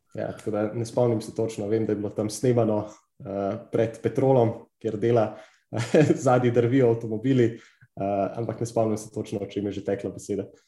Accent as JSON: {"language": "Slovenian", "country": "Slovenia", "said": "Slovenci smo kar precej znani po teh takaških preizkušnjah"}